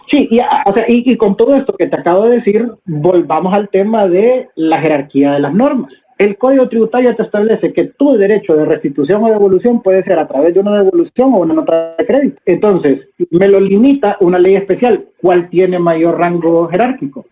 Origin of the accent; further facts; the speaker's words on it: Honduras; todos somos hondureños y todos vivimos en Honduras